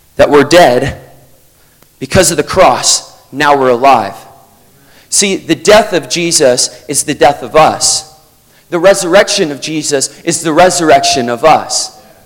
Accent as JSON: {"language": "English", "region": "Vermont", "country": "United States", "said": "I'm from Vermont in the United States."}